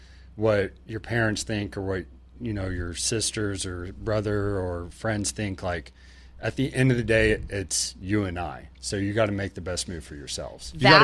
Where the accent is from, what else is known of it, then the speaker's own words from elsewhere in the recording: Oklahoma, United States; We grew up in Oklahoma, so we just see that growing up.